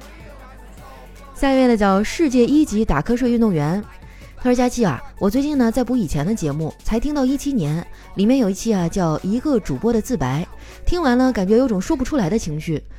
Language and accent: Chinese; Northeast China, China; now in Shanghai, China; 身为一个东北人啊，我还是很喜欢我家乡的文化的